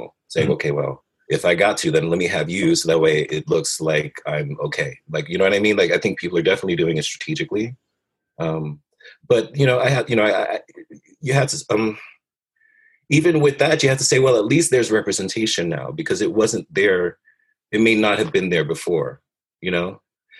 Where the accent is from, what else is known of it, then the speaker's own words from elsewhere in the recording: New York City, New York, United States; I was raised in Brooklyn, you know, in low income neighborhoods